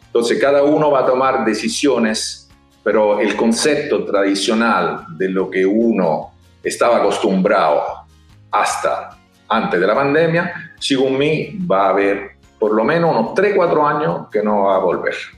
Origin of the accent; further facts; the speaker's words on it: Rome, Lazio, Italy; moved away; Nosotros somos de Roma